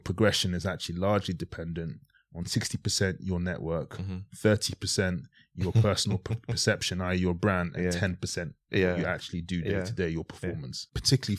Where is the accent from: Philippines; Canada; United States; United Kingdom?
United Kingdom; Harlesden, London; also born or lived in Worcestershire; went from growing up in Harlesden to going to boarding school in Worcestershire.